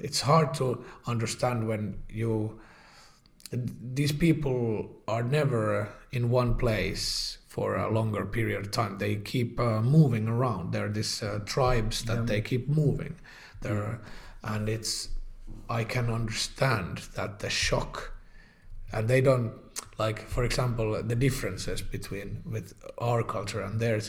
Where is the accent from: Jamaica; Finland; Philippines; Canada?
Finland; Helsinki, Uusimaa; now in Espoo, Finland; born in Helsinki, lived my whole life in Helsinki, but I did move to Espoo